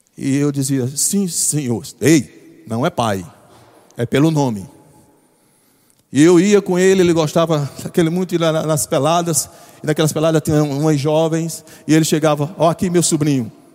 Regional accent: João Pessoa, Paraíba, Brazil; eu nunca saí de João Pessoa

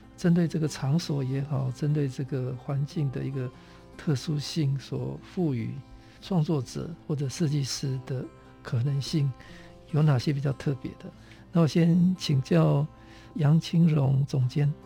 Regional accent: Taitung County, Taiwan; 我是台东人

